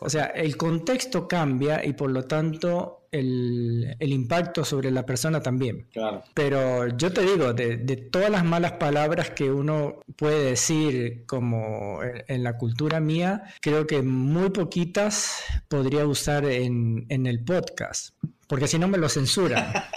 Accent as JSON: {"language": "Spanish", "country": "Argentina", "said": "acá el único argentino soy yo"}